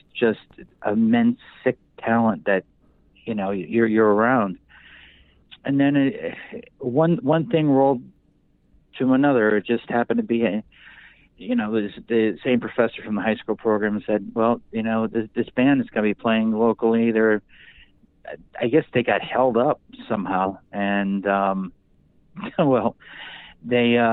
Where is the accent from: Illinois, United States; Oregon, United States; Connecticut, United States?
Connecticut, United States; Bridgeport; I'm being born and raised in Bridgeport, Connecticut